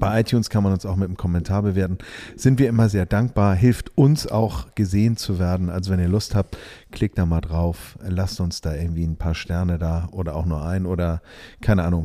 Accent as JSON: {"language": "German", "region": "Hamburg", "country": "Germany", "said": "ich bin ja aus Hamburg"}